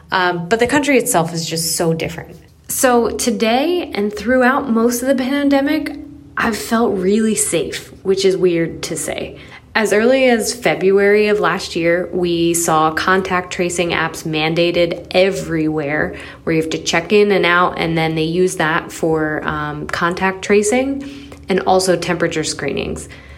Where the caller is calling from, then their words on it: Singapore; also born or lived in Philadelphia, United States; I'm calling from Singapore. My husband and I moved to Singapore from Philadelphia in April 2019.